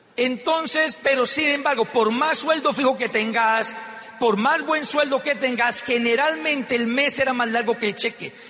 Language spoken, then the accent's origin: Spanish; Popayán, Cauca, Colombia; Yo vengo de una ciudad muy pequeña que queda en el suroccidente colombiano que se llama Popayán. Soy payanés.